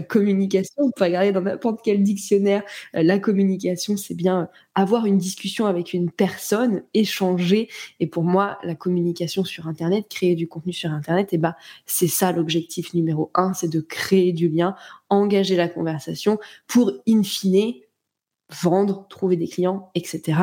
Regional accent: Nantes, Pays de la Loire, France; now in Cognac, France; je suis née à Nantes

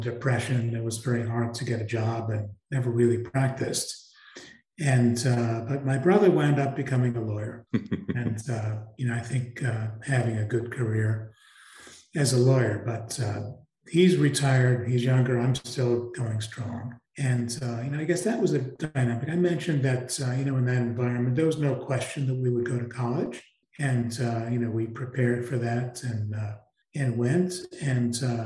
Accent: New York City, New York, United States; I grew up, I'd say, lower middle class in New York City in a very interesting housing development called Parkchester

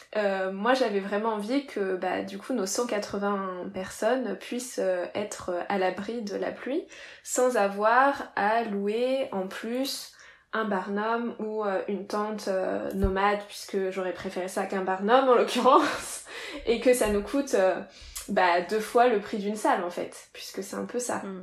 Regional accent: Reims, Grand Est, France; moi je viens de, de Reims

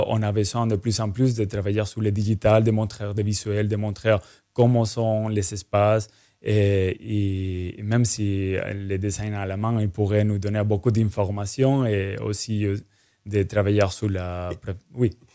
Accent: Spain; now in Martinique; je suis espagnol

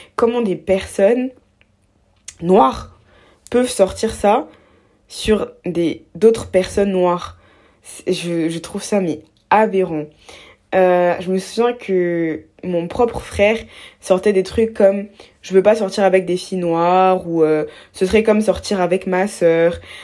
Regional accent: Abidjan, Côte d’Ivoire; j'ai grandi en Côte d'Ivoire, à Abidjan, donc en Afrique

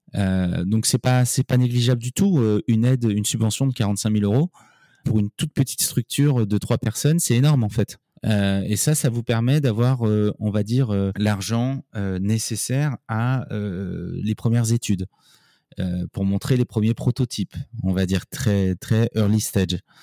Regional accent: Paris, Île-de-France, France; moved away as an adult; also born or lived in Nancy; Je suis parisien, euh, je suis né à Paris, on va dire un vrai parisien qui a fait ses études à Paris

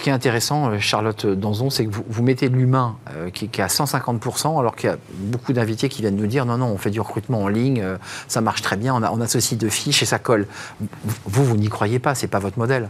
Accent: France; chez nous en France

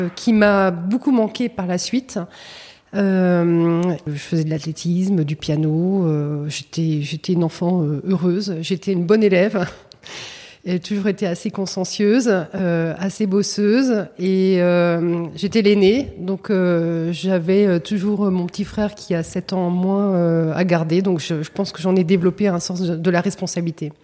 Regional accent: Saint-Germain-en-Laye, Île-de-France, France; je suis née à Saint-Germain-en-Laye.

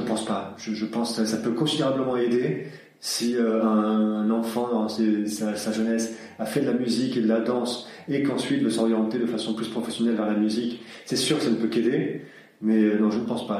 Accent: Aix-en-Provence, Provence-Alpes-Côte d'Azur, France; also born or lived in Sweden; originaire de Suède, mais euh, j'ai grandi à Aix-en-Provence, autour d'Aix-en-Provence depuis de nombreuses années

